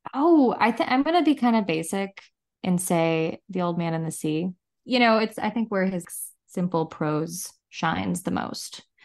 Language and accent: English; Chicago, Illinois, United States; I'm from Chicago